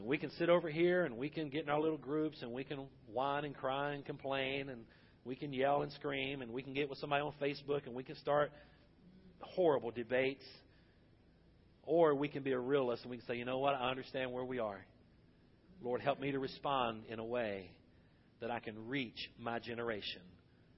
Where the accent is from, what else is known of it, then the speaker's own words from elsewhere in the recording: United States; I am thankful that I am an American citizen. I am thankful that I am a Baptist preacher in America.